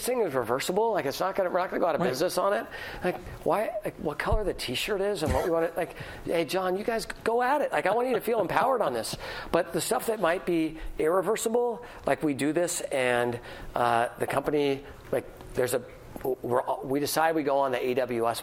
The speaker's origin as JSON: {"language": "English", "town": "San Francisco", "region": "California", "country": "United States", "tie": "born or raised there", "said": "I grew up in San Francisco. I'm a fourth generation San Franciscan. I went to high school in San Francisco"}